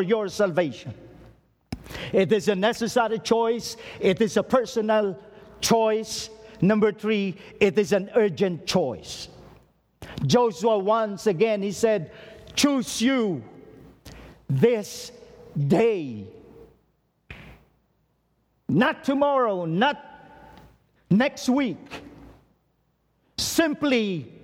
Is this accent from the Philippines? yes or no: yes; Philippines; as a Filipino, I urge you